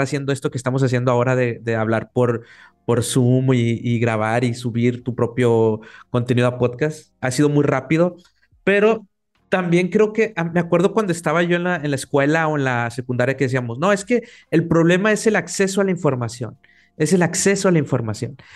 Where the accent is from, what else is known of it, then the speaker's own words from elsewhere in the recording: Mexico; acá en México, los tres somos mexicanos